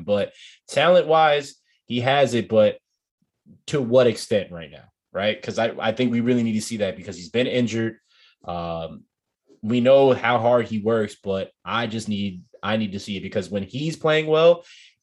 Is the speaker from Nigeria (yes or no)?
yes; Nigeria; me being Nigerian